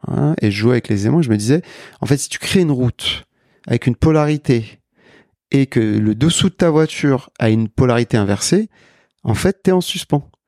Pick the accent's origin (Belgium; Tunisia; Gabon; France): France; Paris, Île-de-France; je suis né à Paris. Je suis français, d'origine sénégalaise